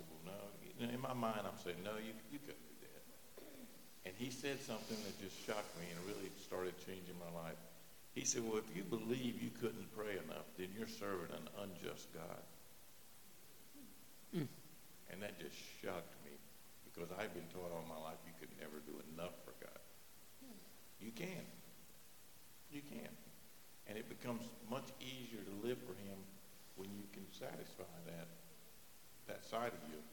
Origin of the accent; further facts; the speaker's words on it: North Carolina, United States; I was raised right here